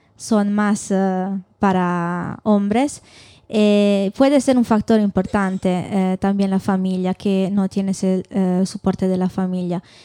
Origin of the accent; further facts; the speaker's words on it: Italy; Spanish is a second language; moved away as an adult; now in Burgos, Spain; vengo de Italia, he estudiado en Italia, y ahora estoy haciendo el doctorado aquí en España